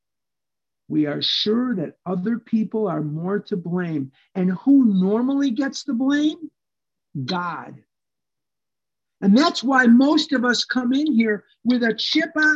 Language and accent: English; Chicago, Illinois, United States; I was born and raised here in Chicago.